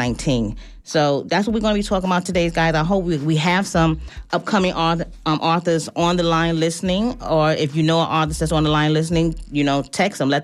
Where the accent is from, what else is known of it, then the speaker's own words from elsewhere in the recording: New York City, New York, United States; Bronx, New York. Of course, y'all guys know that's my hometown